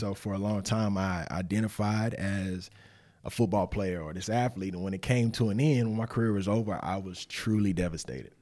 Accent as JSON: {"language": "English", "town": "Winston-Salem", "region": "North Carolina", "country": "United States", "said": "I'm from Winston-Salem, North Carolina, originally."}